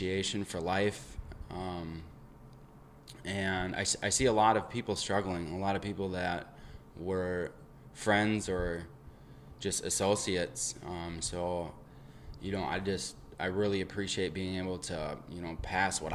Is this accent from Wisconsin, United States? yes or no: yes; Eau Claire, Wisconsin, United States; I am from Eau Claire, Wisconsin